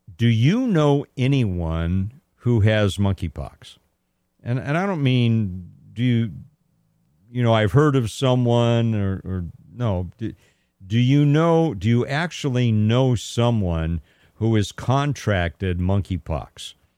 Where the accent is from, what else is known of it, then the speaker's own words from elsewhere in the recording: Southern California, United States; I grew up in Southern California